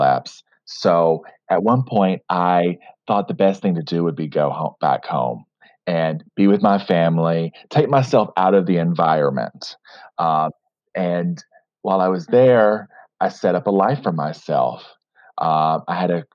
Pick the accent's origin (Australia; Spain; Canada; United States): United States; Fort Smith, Arkansas; also born or lived in New York City; I split my time between my hometown, Fort Smith, Arkansas, and New York City